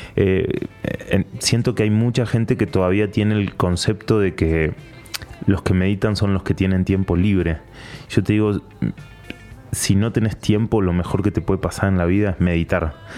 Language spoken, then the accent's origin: Spanish; Patagonia, Argentina; moved away as an adult; now in Panama; soy argentino, eh, soy periodista. Nací en la Patagonia, bien al sur de Argentina